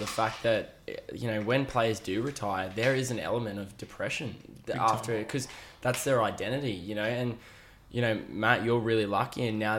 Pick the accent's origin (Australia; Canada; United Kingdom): Australia; Queensland; as a Queenslander